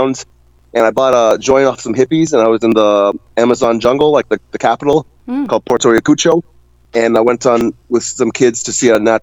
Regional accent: Mississauga, Ontario, Canada; I'm from Ontario. So we have that in common, Mississauga specifically.

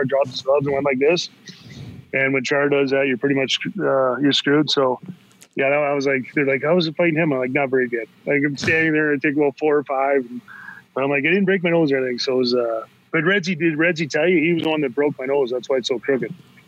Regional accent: Tampa, Florida, United States; we grew up in Tampa

